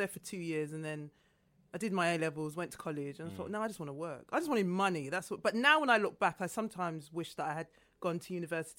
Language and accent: English; London, United Kingdom; I'm from South London, Lewisham.